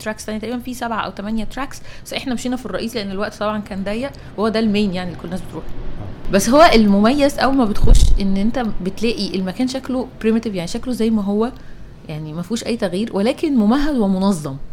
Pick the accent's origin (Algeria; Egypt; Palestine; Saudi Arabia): Egypt; لنا كمصريين